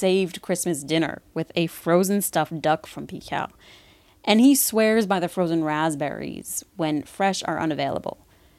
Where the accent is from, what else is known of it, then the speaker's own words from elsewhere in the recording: Midwest, United States; moved away as an adult; now in Paris, France; I was raised in the Midwest, the home of fluffernutter sandwiches.